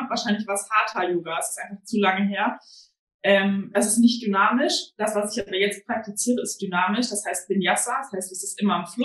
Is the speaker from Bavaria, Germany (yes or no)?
no; Hesse, Germany; born there; now in Bielefeld, Germany; weil ich äh, gebürtiger Hessin bin